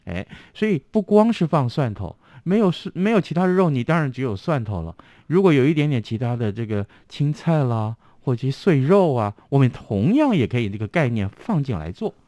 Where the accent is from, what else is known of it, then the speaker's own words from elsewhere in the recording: Tainan, Taiwan; first language Hokkien; Chinese is a second language; also born or lived in Taipei; 我们台南人了啊，呃，从小我都讲闽南语